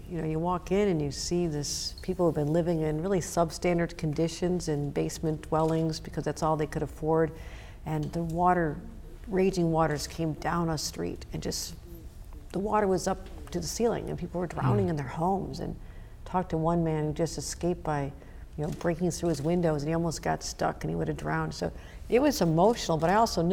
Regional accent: Buffalo, New York, United States; born or raised there

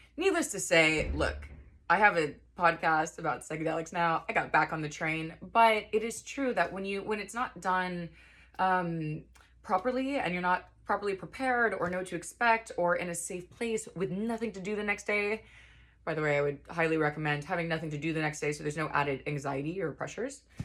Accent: Los Angeles, California, United States; I am from L A. I am from the Valley

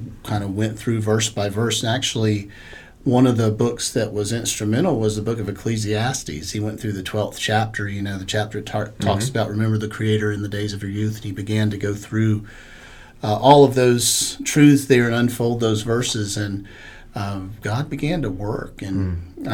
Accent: Charlotte, North Carolina, United States; I grew up in Charlotte

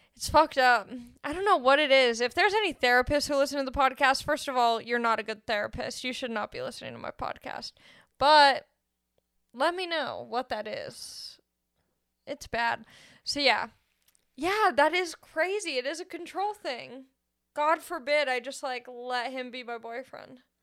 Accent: Los Angeles, California, United States

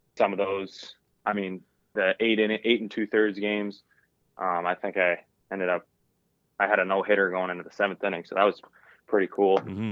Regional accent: Strathclair, Manitoba, Canada; Growing up in Strathclyre, there wasn't a lot of extracurricular things to do. It's not a very big town.

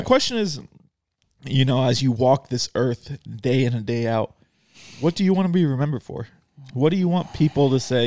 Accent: Arizona, United States; I am from Arizona.

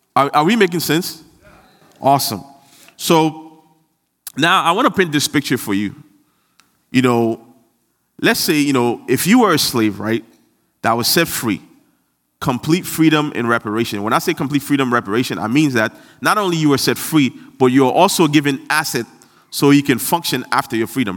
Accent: Haiti; I'm from Haiti and I'm proud

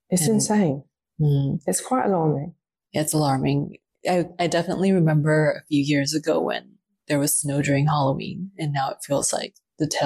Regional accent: Taipei, Taiwan; also born or lived in Dominican Republic / New Zealand / Australia; Yes, I would say equal parts um, Taiwan, New Zealand, Australia. Um, the timeline goes that, I was born in Taiwan, Taipei, Taiwan. I was there until five. Um, took a stint and my parents moved to Dominican Republic for three years.

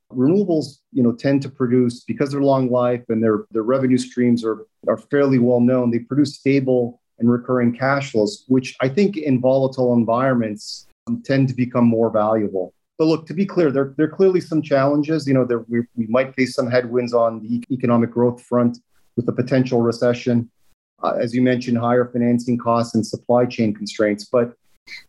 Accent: Toronto, Ontario, Canada; moved away; I grew up in Toronto

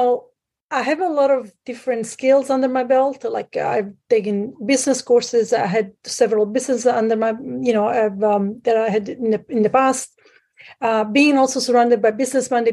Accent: Sicily, Italy; moved away as an adult; now in Canada; I'm originally from Italy. I grew up in Sicily.

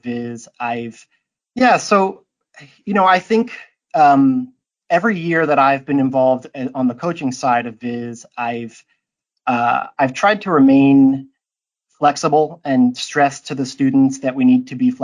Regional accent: Providence, Rhode Island, United States; moved away as an adult; also born or lived in Florida; now in Atlanta, United States; I grew up in Providence, Rhode Island

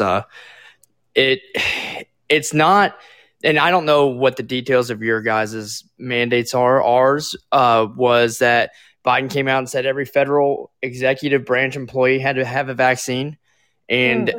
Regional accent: Florida, United States; moved away; I'm originally from Florida.

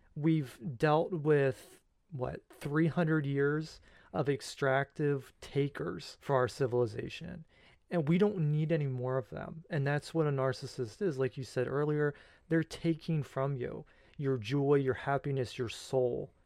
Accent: United States; as the American people

